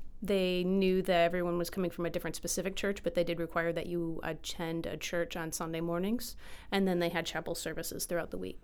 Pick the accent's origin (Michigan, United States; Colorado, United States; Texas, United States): Michigan, United States; I am from Michigan, but my family moved around a lot, so it's hard to say, like, where in Michigan I'm from. So I sometimes say Detroit, I sometimes say Flint, I sometimes say Midland, and then Traverse City